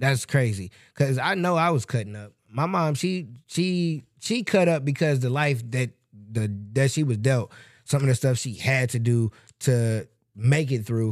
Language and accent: English; Michigan City, Indiana, United States; moved away; we're from Michigan City, so it's small